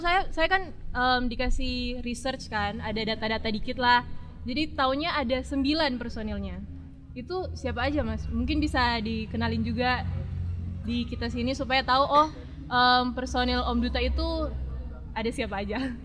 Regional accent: Manado, North Sulawesi, Indonesia; Asli Manado, Mas. Manado.

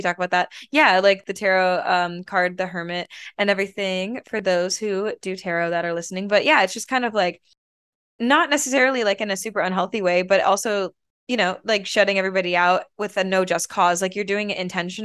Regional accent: Michigan, United States; growing up in Michigan, the Midwest

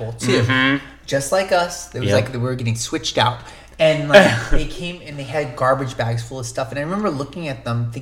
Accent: Long Beach, California, United States; moved away as an adult; now in Los Angeles, United States; We grew up in Orange County area, Long Beach

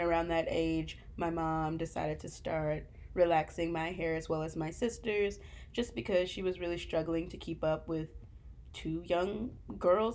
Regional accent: the South, United States; growing up in the South

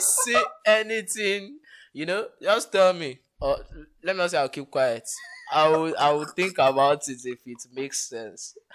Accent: Nigeria; as a Nigerian

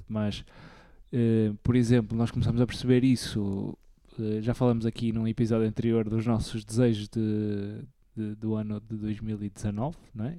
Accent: the North, Norte, Portugal; por ser do norte e por ser novo também

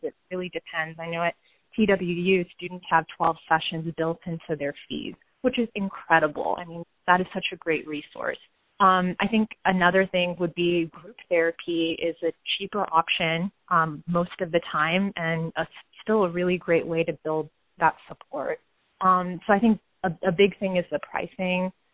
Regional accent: United States; our generation as Indian Americans who have maybe grown up here

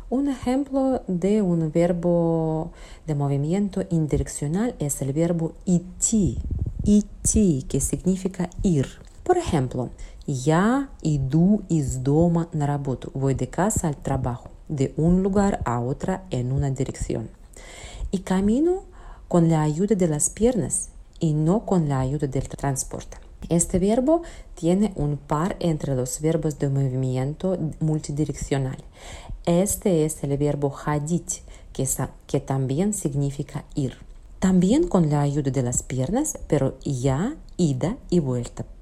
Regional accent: Russia; Spanish is a second language; como persona rusa

